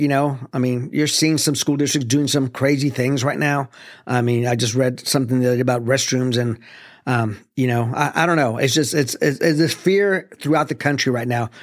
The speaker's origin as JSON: {"language": "English", "town": "El Paso", "region": "Texas", "country": "United States", "tie": "born or raised there", "also_born_or_lived": "Arlington, Texas / Mansfield, Texas", "moved": "yes", "said": "Growing up in El Paso"}